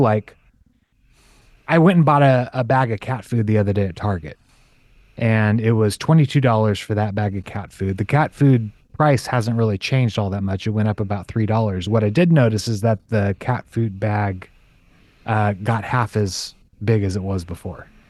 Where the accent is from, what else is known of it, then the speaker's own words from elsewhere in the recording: California, United States; was born and raised in California